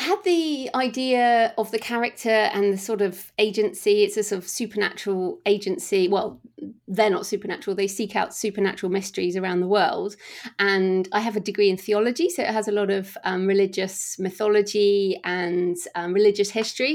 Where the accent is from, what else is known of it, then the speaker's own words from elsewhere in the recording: United Kingdom; we're all British here